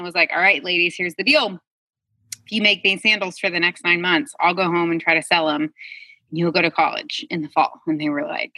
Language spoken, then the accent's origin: English; Midwest, United States; also born or lived in Uganda; I grew up in the Midwest